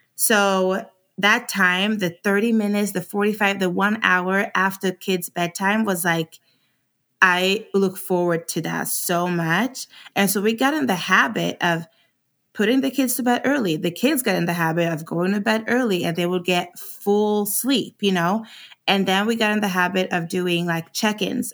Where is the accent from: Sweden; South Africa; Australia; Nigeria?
Sweden; moved away as an adult; also born or lived in Arizona, United States; now in United States; I was born and raised in Sweden, and I came to America oh eight 'cause I got a scholarship to run track.